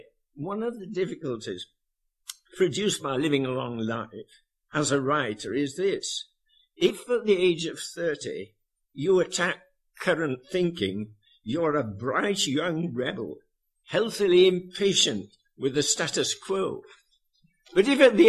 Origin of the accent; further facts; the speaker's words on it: Yorkshire and the Humber, United Kingdom; I was born and brought up in Yorkshire